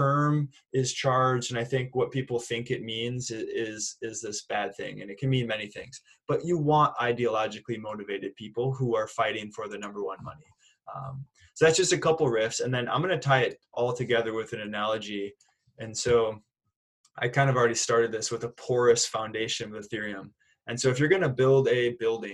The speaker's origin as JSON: {"language": "English", "town": "Minneapolis", "region": "Minnesota", "country": "United States", "said": "I'm from Minneapolis, Minnesota."}